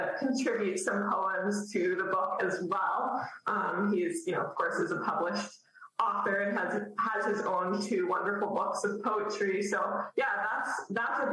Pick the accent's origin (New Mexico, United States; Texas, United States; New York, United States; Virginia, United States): Texas, United States; Dallas; moved away as an adult; now in Maine, United States; I'm from Dallas originally